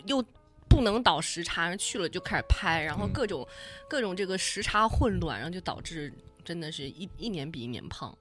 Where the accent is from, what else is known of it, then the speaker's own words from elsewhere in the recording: Guizhou, China; 我出生的地方是一个林城，所以嗯。就是觉得贵州是一个有森林的地方